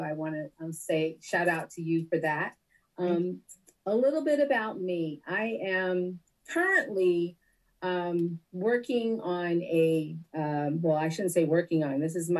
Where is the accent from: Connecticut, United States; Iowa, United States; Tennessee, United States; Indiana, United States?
Connecticut, United States; also born or lived in Detroit, Michigan / Guam / Virginia / California; I grew up mostly in Connecticut, but I am a daughter of a Navy veteran. And so I've lived on one island, and I have lived in four states, including Connecticut. So that would be Guam, the island. I was born in Detroit, Michigan